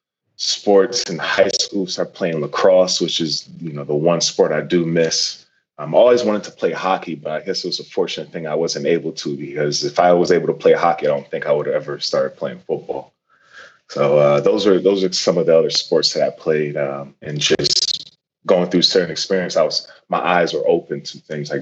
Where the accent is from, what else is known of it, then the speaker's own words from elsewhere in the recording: Norwalk, Connecticut, United States; I grew up in Norwalk, Connecticut